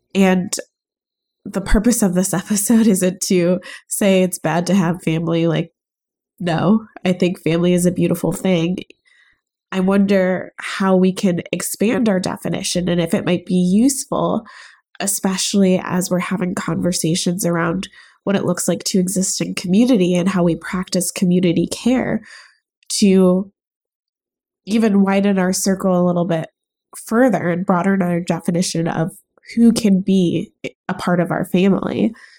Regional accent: United States; born or raised there; also born or lived in Chicago

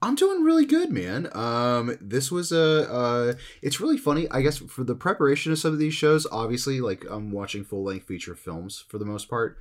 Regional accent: New Jersey, United States; I'm also growing up in New Jersey

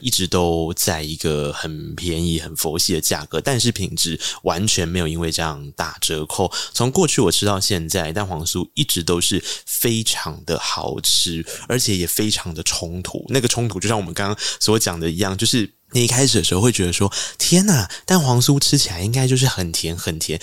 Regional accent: Tainan, Taiwan; 因为我是台南人

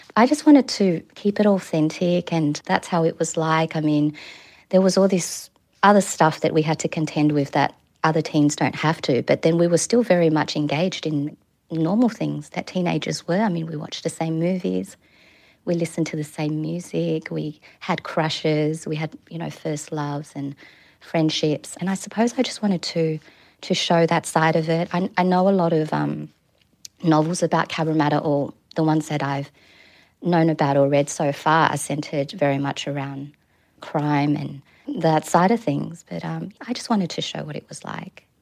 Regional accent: Sydney, New South Wales, Australia; moved away as an adult; now in New Zealand; my hometown of Kabramatta

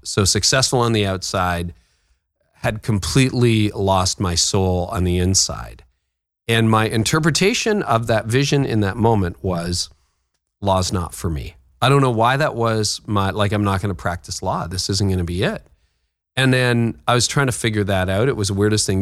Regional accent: Midland, Ontario, Canada; also born or lived in Toronto; my hometown of Midland, Ontario.

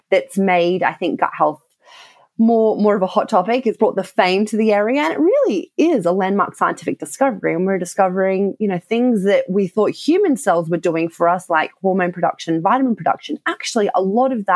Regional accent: Australia; accent: Australian; moved away as an adult; now in United Kingdom; I did all of that background research in Australia, so you may have picked up by my accent, and moved over to the UK

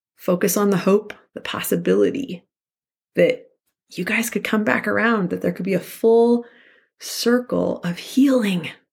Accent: Santa Fe, New Mexico, United States; I grew up in Santa Fe, New Mexico

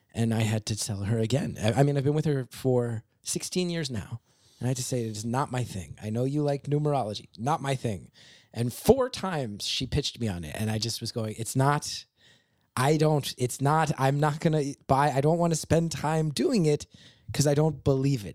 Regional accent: West Orange, New Jersey, United States; now in New York, United States; I grew up in West Orange

